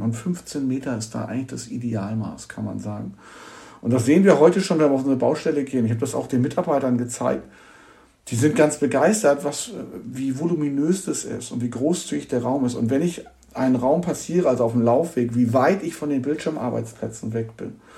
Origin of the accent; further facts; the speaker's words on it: Hamburg, Germany; Ich bin Hamburger und kann seit über 20 Jahren so miterleben, wie hier ein Stadtteil entsteht